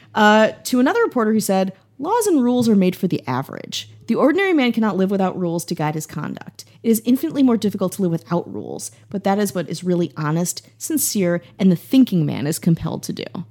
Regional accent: Milwaukee, Wisconsin, United States; moved away; I'm from Milwaukee, which is about two hours away

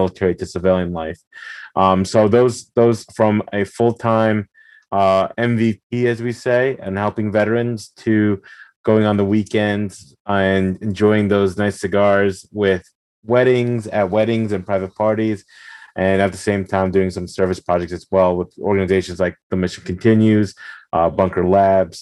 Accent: Belleville, New Jersey, United States; I was born and raised in Belleville, New Jersey.

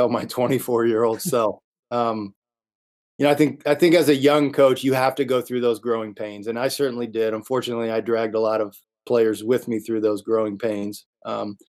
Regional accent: Indiana, United States; I grew up in Indiana. I've always considered myself a Hoosier from day one

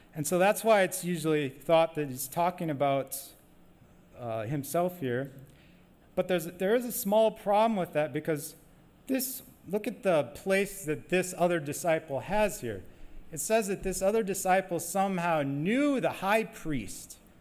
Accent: Wisconsin, United States; moved away; I'm from Wisconsin, but I guess I've been away too long.

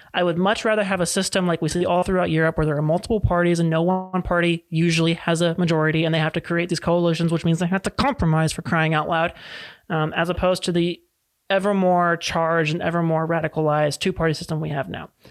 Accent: California, United States; here in California as a Californian

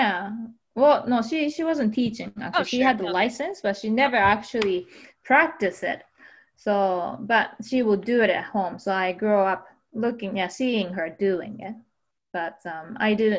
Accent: Kyushu, Japan; English is a second language; moved away as an adult; I was born in Kyushu. That's the southern island, big island

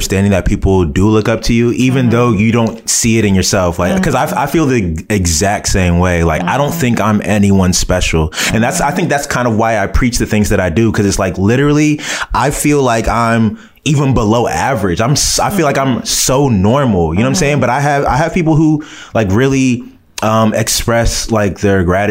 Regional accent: United States; I was born and raised here in America. But my parents, I'm a first generation Nigerian.

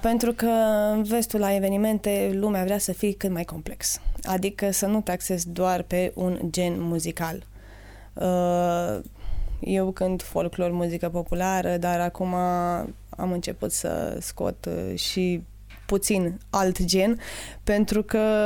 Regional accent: Jiu Valley, Hunedoara County, Romania; sunt oameni foarte talentați la noi în Valea

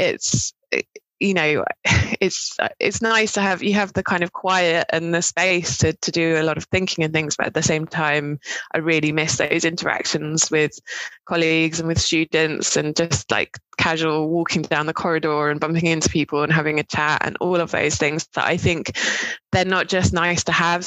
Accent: Cambridge, East of England, United Kingdom; moved away as an adult; also born or lived in Dorset / Bristol; I'm originally from um, Dorset, um, but kind of grew up in Cambridge

